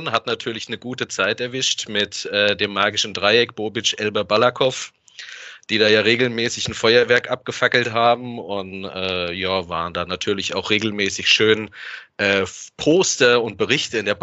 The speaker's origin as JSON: {"language": "German", "area": "north of Frankfurt", "region": "Hesse", "country": "Germany", "said": "Also, ich komme aus Hessen, wie der Lennart tatsächlich, nördlich von Frankfurt."}